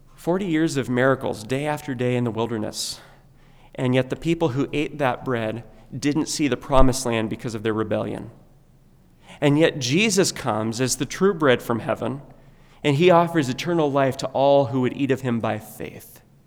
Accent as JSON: {"language": "English", "country": "United States", "said": "we have been naturally accustomed to praying growing up in America"}